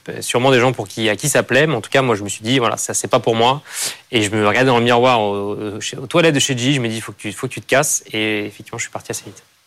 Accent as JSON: {"language": "French", "country": "France", "tie": "born or raised there", "said": "mon environnement, là où j'ai grandi, et à cette idée que c'est voilà, un pays magnifique"}